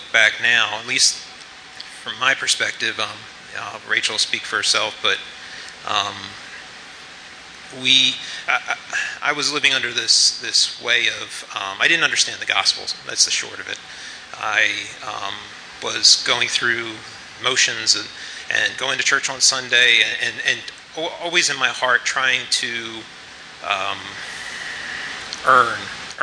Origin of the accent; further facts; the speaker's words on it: United States; moved away; we're originally from the Baltimore, D.C. area, and we met in our senior year in high school